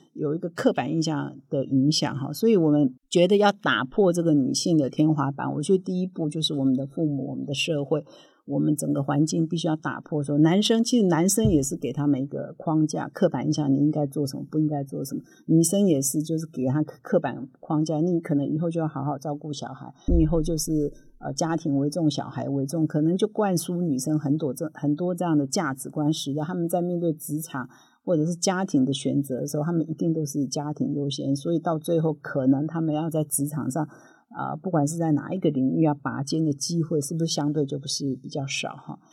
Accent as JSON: {"language": "Chinese", "country": "Taiwan", "tie": "born or raised there", "said": "我是，呃，在乡下长大的哈，那在我这个，呃，五年级生哈，六零年代生活在这个台湾的乡下"}